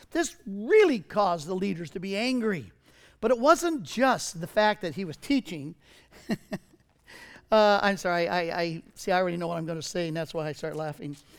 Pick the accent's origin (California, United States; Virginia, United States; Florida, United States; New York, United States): California, United States; Southern; I was raised in Southern California in the seventies.